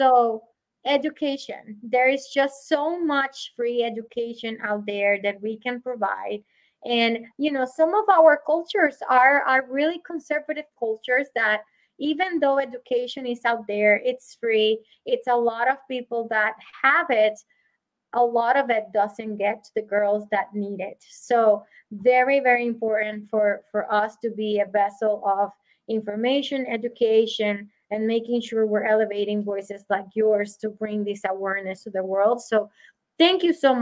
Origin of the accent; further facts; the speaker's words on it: Puerto Rico; moved away; I come from Puerto Rico